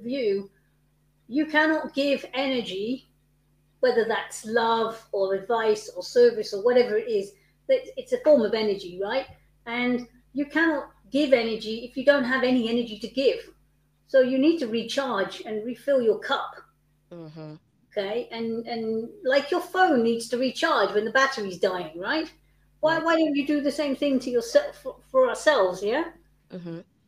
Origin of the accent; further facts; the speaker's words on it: United Kingdom; I'm British